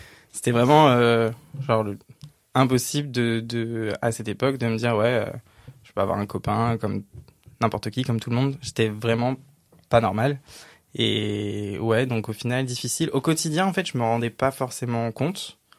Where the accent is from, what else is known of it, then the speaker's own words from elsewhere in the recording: a village north of Cergy, Île-de-France, France; J'ai grandi dans un petit village, vraiment un tout petit village de 800 habitants, un peu au nord de Cergy